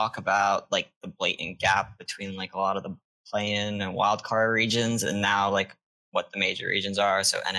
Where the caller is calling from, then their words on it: Orlando, Florida, United States; I'm calling from Orlando, Florida. Florida man.